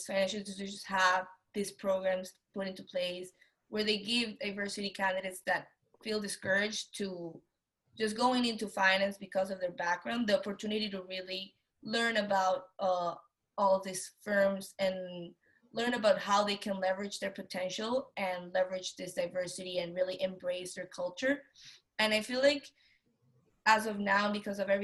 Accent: Venezuela; moved away as an adult; now in United States; I'm a female, I'm from Venezuela

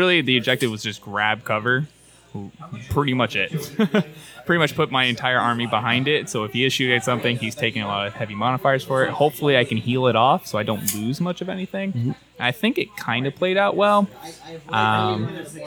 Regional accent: Tampa, Florida, United States; I'm from Tampa, Florida

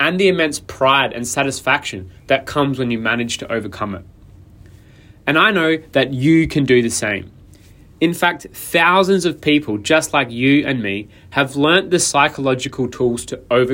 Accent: Adelaide, South Australia, Australia; moved away; my hometown of Adelaide, South Australia.

